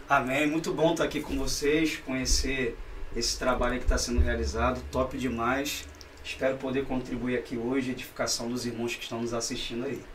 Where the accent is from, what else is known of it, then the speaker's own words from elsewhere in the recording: Rio de Janeiro, Brazil; Nasci aqui no Rio. Não sou carioca da gema